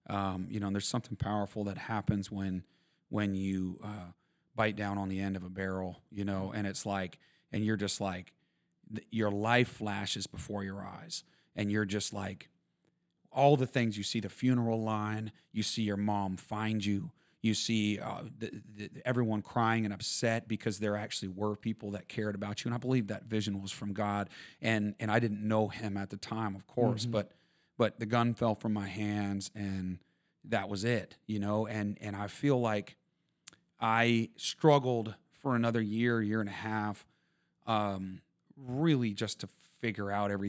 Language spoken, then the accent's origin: English; Vermont, United States; Yeah, I grew up in Vermont and on a dairy farm